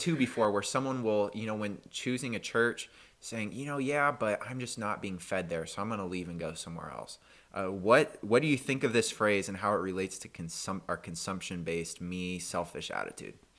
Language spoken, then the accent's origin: English; United States; for us as an American